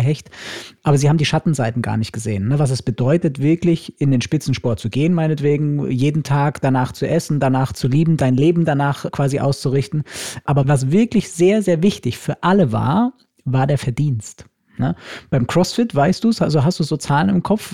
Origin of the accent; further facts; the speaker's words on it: Germany; bei uns in Deutschland